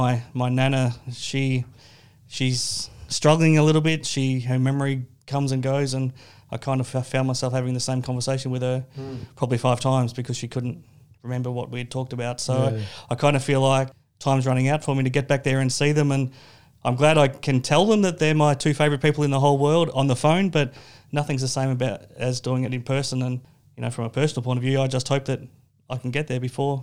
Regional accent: Geelong, Victoria, Australia; moved away; I grew up in Geelong. My grandparents are still there.

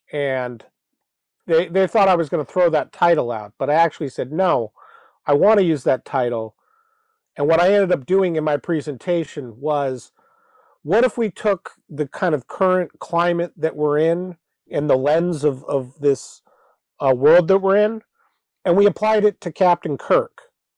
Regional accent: Anchorage, Alaska, United States; And for me, growing up in Anchorage, it certainly was a symbol of Anchorage

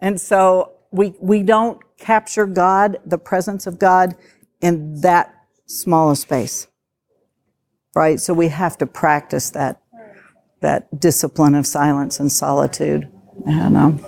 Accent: West Virginia, United States; I'm from West Virginia, so I can say that. I talk slow

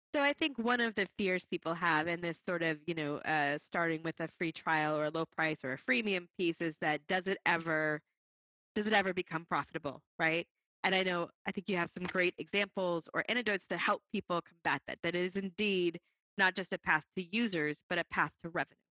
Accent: Boston, Massachusetts, United States; my hometown, Boston.

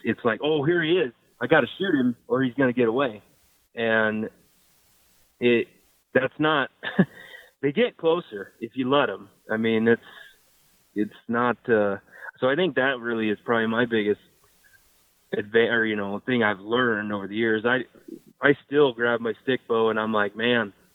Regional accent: Nebraska, United States; I'm from Nebraska

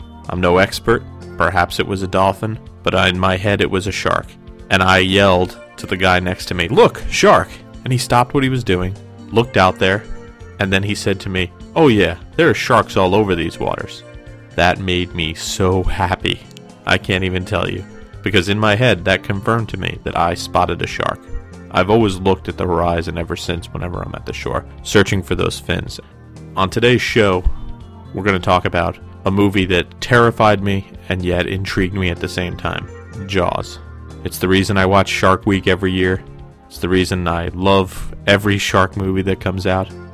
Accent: New Jersey, United States; When I was a kid growing up in New Jersey

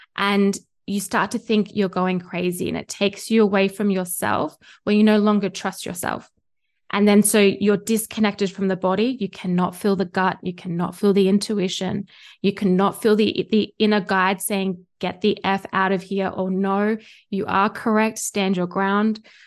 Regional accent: Australia; accent: Australian; you can hear by my accent, I am Australian and I live here in Australia

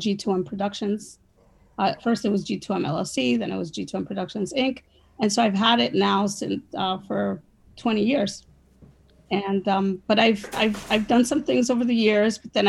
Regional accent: New York, United States; moved away as an adult; also born or lived in Florida; they didn't know that I was originally from New York

